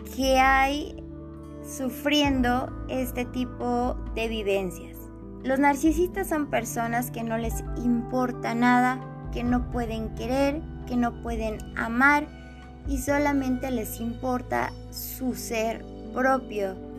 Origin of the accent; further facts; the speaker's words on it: Mexico; soy de México